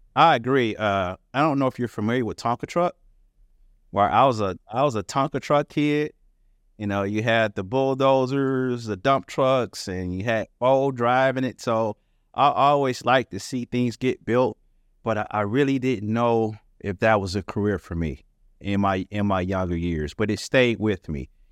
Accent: Detroit, Michigan, United States; I'm from the Detroit area, uh, the Motor City

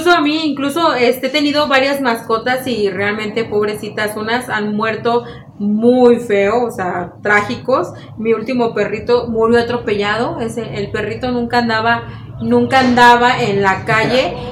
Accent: Mexico; qué tan extrañas y qué, tan, fuertes somos los mexicanos.

